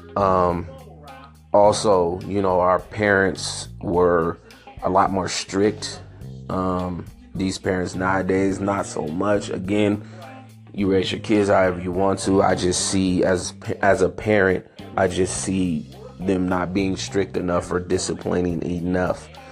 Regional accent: San Francisco, California, United States; also born or lived in Chicago, Illinois; I grew up in San Francisco um, California, born in Chicago, Illinois. I moved away from Chicago when I was three years old

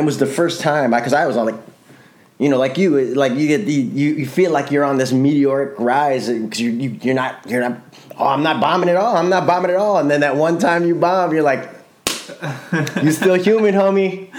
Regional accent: Chicago, Illinois, United States; moved away as an adult; now in California, United States; I grew up in that in Chicago

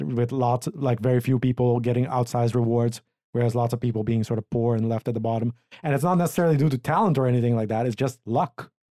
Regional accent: Aruba; moved away; my home country, or island, I guess, Aruba.

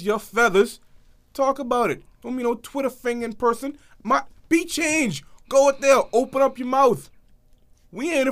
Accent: Green Castle, Bahamas; also born or lived in United States; When I was a child growing up in Greencastle after I left America

